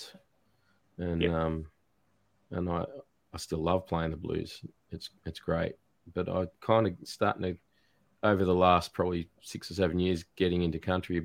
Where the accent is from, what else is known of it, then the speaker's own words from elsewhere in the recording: Newcastle, New South Wales, Australia; also born or lived in Tasmania; now in Gippsland, Australia; I grew up in Newcastle in New South Wales